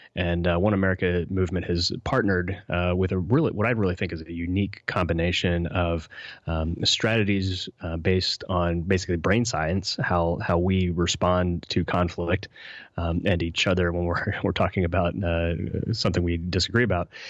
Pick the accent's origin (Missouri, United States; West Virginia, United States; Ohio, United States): West Virginia, United States; I grew up in West Virginia